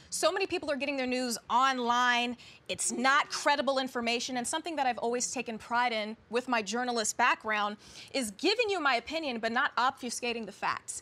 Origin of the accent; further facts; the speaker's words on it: Kansas City, United States; moved away as an adult; also born or lived in Dallas / Las Vegas; But I started off in Kansas City, and that's my hometown.